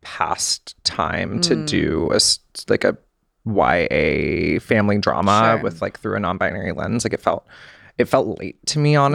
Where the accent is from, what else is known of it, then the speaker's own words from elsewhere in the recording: the South, United States; I had this like glamorization of Hollywood and like fame and celebrity and growing up in the South.